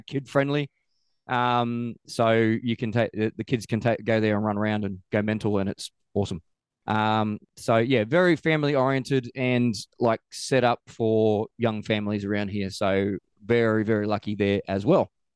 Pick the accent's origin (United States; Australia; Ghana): Australia; also born or lived in Queenstown, New Zealand / Christchurch, New Zealand; now in New Zealand; I'm from Australia originally